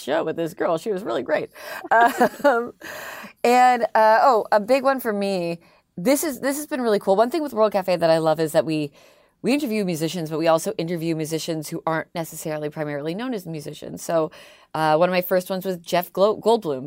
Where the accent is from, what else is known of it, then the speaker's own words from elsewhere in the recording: Toronto, Ontario, Canada; accent: Canadian; moved away as an adult; now in Philadelphia, United States; I'm Canadian, I'm the Canadian one